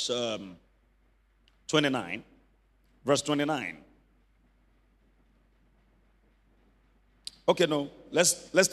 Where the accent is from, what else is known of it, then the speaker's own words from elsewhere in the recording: Ibadan, Oyo, Nigeria; I grew up in Mokola where we had about 10 families in one house.